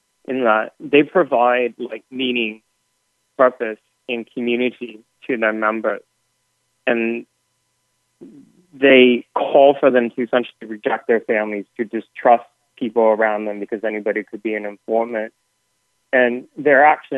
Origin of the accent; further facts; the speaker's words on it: Portland, Oregon, United States; in Portland, my hometown